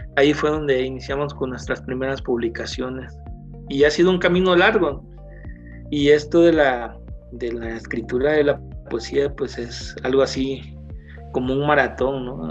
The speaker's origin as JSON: {"language": "Spanish", "region": "Guerrero", "country": "Mexico", "moved": "as an adult", "lives_now": "State of Mexico, Mexico", "said": "yo partí del Estado"}